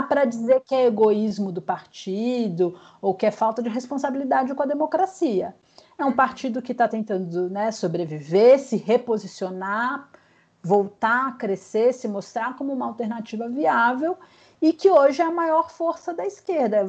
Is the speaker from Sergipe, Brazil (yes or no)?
no; Vitória, Espírito Santo, Brazil; moved away as an adult; now in São Paulo, Brazil; eu sou capixaba. Uhum. Moro em São Paulo há 20 anos, mas minha sou capixaba, minha família é de Vitória e continua lá